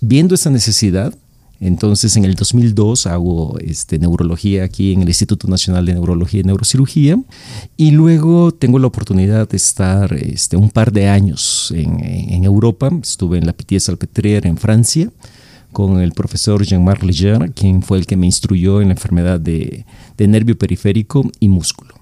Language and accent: Spanish; El Salvador; moved away as an adult; now in Mexico; yo nací en El Salvador, ya, hace mucho tiempo. Este, me formé en la carrera de, de, medicina, hice medicina interna en El Salvador